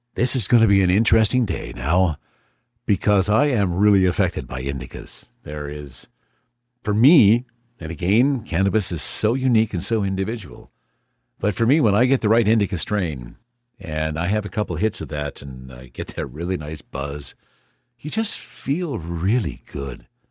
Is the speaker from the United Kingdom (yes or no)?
no; Canada; As a Canadian